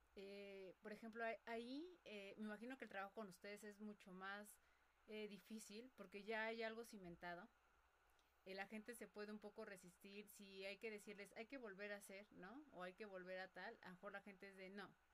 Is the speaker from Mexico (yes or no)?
yes; Mexico; los mexicanos